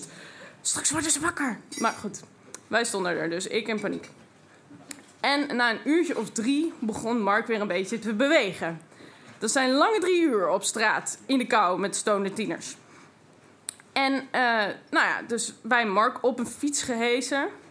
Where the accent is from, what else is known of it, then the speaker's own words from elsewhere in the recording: Twente, Overijssel, Netherlands; En ik kom uit Twente.